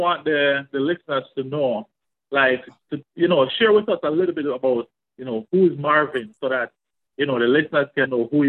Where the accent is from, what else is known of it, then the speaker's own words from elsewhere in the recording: Spanish Town, Saint Catherine, Jamaica; now in Canada; We grew up together in Spanish Town, Jamaica.